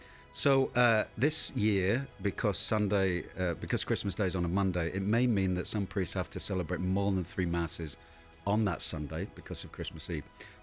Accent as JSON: {"language": "English", "town": "Hull", "region": "Yorkshire and the Humber", "country": "United Kingdom", "tie": "born or raised there", "moved": "yes", "lives_now": "Portland, United States", "said": "I grew up in a town called Hull, which is in East Yorkshire in the north of England."}